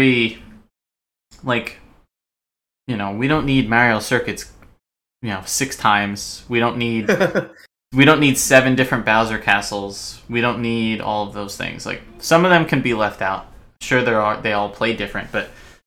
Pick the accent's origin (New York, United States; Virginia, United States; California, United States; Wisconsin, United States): New York, United States; I'm from New York